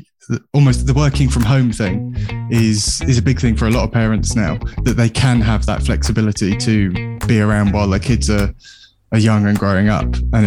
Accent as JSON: {"language": "English", "town": "Bristol", "region": "South West England", "country": "United Kingdom", "tie": "born or raised there", "said": "I grew up in Bristol."}